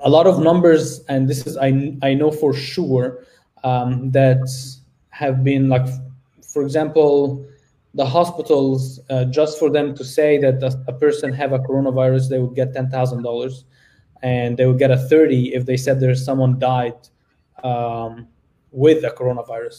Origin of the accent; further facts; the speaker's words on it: Egypt; now in United States; I'm from Egypt. I'm literally an African-American